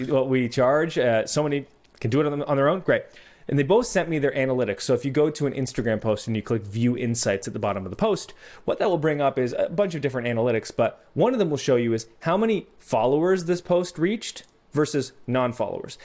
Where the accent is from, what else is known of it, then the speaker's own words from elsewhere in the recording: Canada; I'm Canadian